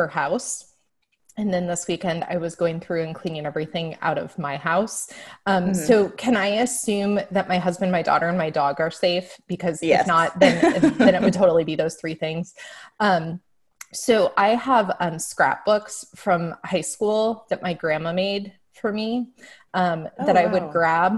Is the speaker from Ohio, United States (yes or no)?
yes; Defiance, Ohio, United States; moved away as an adult; also born or lived in Dayton, Ohio; now in Nashville, United States; I was born and raised in Ohio. I'm originally from Defiance, Ohio